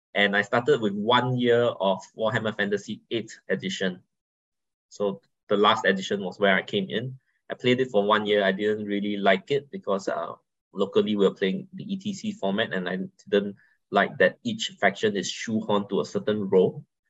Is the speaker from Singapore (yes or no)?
yes; Singapore; I'm from Singapore, right? We have a strong but small community